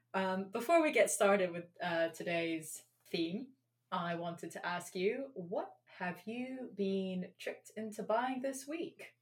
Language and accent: English; London, United Kingdom; I grew up in London